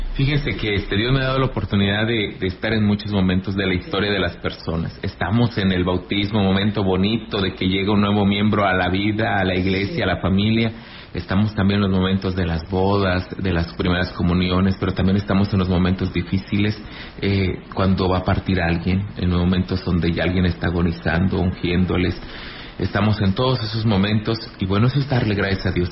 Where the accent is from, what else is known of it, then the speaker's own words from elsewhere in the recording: Ejido Laguna del Mante, near Ciudad Valles, San Luis Potosí, Mexico; Yo soy de Elegido Laguna del Mante, aquí cerquita del municipio de Ciudad Valles